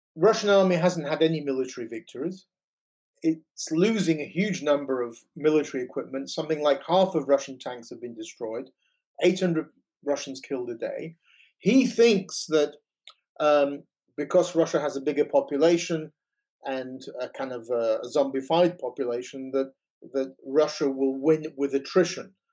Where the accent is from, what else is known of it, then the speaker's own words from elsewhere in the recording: Yorkshire and the Humber, United Kingdom; moved away as an adult; also born or lived in Toronto, Canada / The Hague, Netherlands; now in England; I was born in Britain um, of Ukrainian Italian origins, uh, grew up in Yorkshire